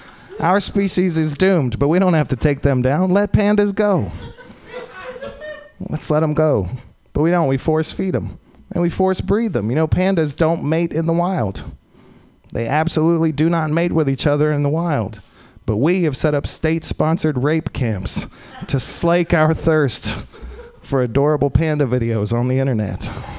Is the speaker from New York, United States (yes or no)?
no; Texas, United States; I'm from Texas originally.